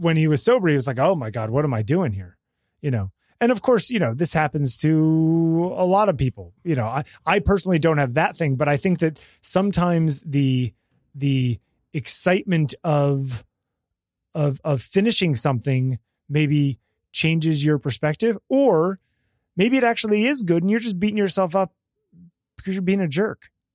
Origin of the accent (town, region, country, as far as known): United States